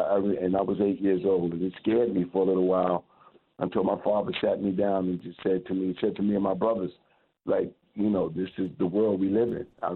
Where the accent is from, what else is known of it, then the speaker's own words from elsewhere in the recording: New York City, New York, United States; now in South Carolina, United States; I was 8 years old. I had just turned 8. My birthday had been a couple of days before. Growing up in Brooklyn, New York.